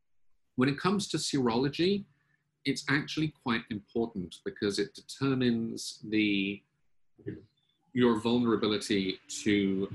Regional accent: United Kingdom; now in United States; I also do not have an American accent. I'm originally British. But I now pronounce my T's like D's, so I say British.

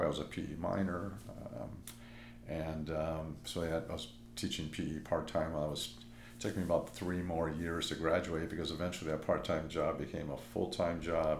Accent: Los Angeles, California, United States; this is my hometown, and I love it

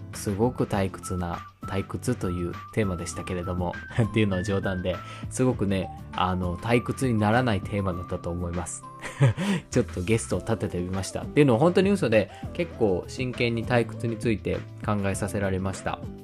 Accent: Hiroshima, Japan; accent: Hiroshima dialect; moved away; also born or lived in Tokyo; 広島弁別にダサいとは思わんけどやっぱこう東京ではなんか話してなかった

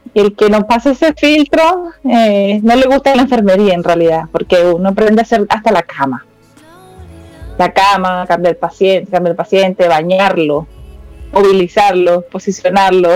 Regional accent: Maracay, Aragua, Venezuela; moved away as an adult; now in Santiago, Chile

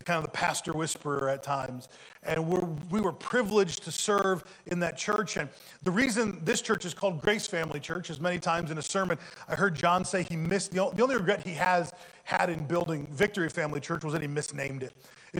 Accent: United States; also born or lived in Ohio / Tulsa, Oklahoma; But I grew up here in the Quad Cities

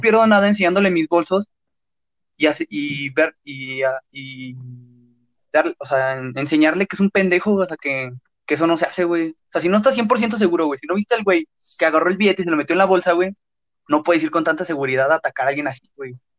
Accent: León, Guanajuato, Mexico; accent: cantadito; yo, no, pues, de León

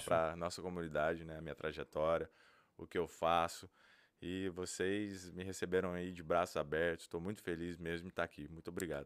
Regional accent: Brazil; now in Massachusetts, United States; eu sou brasileiro

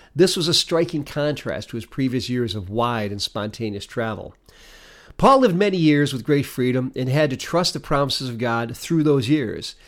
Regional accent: Detroit, Michigan, United States; now in Canandaigua, United States; Having come from the city of Detroit

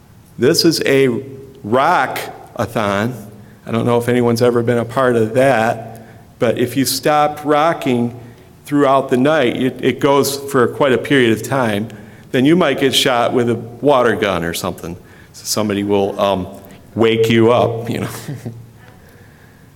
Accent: Richland, United States; when I was growing up in the Presbyterian Church in Richland.

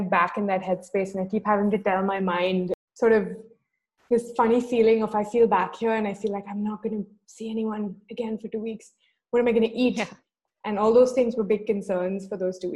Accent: Mumbai, Maharashtra, India; also born or lived in Toronto; I, on the other hand, am from Mumbai, and I was also born and raised in Mumbai

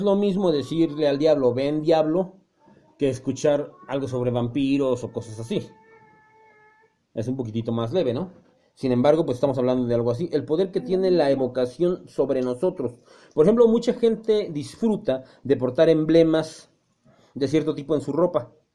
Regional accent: Mexico; somos mexicanos

